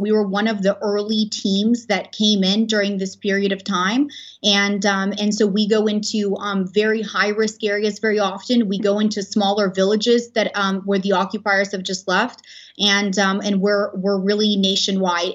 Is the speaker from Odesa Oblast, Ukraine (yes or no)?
yes; Odesa, Odesa Oblast, Ukraine; moved away; I'm originally from Ukraine. I was born in Odessa